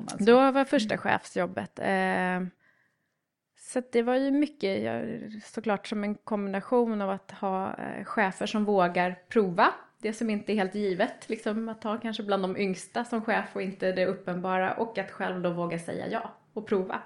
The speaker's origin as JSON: {"language": "Swedish", "town": "Trästa", "region": "Stockholm County", "country": "Sweden", "tie": "born or raised there", "said": "jag är uppvuxen i en liten by uppe i Roslagen som heter Trästa"}